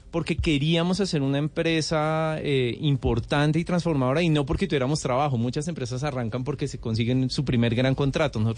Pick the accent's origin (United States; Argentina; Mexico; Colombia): Colombia; nosotros como colombianos estamos fascinados con las estaciones